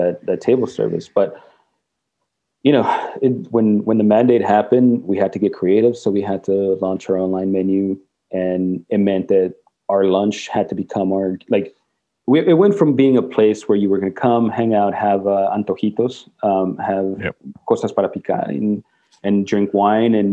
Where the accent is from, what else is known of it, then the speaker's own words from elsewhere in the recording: Mexico; first language Spanish; English is a second language; now in Portland, United States; I grew up in Mexico, and my parents are both Mexican. It's mi primera lengua